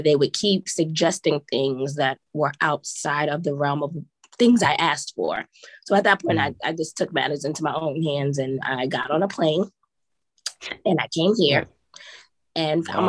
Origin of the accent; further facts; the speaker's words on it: New York, United States; moved away as an adult; now in South Korea; I'm a city girl. I'm from New York